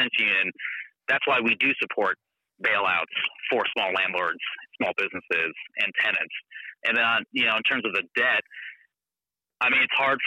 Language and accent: English; Alaska, United States; I grew up here in Alaska